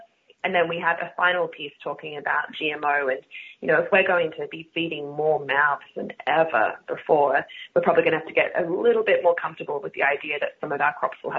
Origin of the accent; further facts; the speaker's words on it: Australia; accent: Australian; In my Australia, in my Australian accent, R's aren't a thing that exists in the first place.